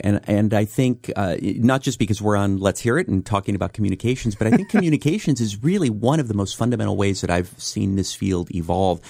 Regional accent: San Francisco, California, United States; So I lived in a mix of neighborhoods. I was in the Mission District for part of the time I grew up in Bernal Heights, which has changed profoundly for any people who know San Francisco, and then out in the Sunset District

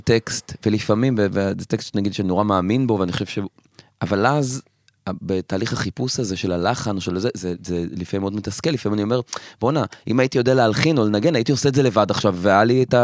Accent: Afula, Northern District, Israel; moved away as an adult; now in Tel Aviv, Israel; אני במקור מעפולה. ואני כרגע גר בתל אביב

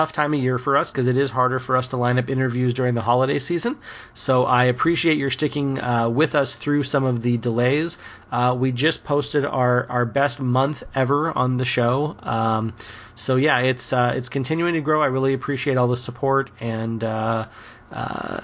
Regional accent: Spokane, Washington, United States; moved away as an adult; now in Southern California, United States; you are now living in my hometown, and I am now living in Southern California. So you're up in Spokane, Washington, where I went to junior high and high school and college.

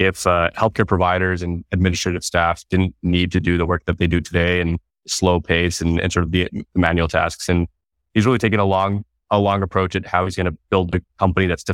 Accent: Fresno, California, United States; I grew up here in California. I was born in Fresno, California

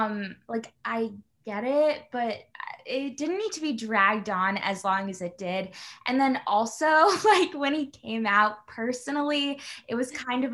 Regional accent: New Jersey, United States; I'm from Jersey

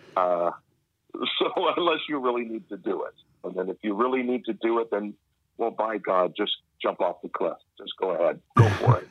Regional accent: Woodstock, Ontario, Canada; also born or lived in Winnipeg, Manitoba; my parents they moved to, to Ontario, Canada, uh, and uh, because my my family, my on my dad's side, were were, were based there, and uh, so I grew up there just as a kid, uh, small town called Woodstock, Woodstock, Ontario

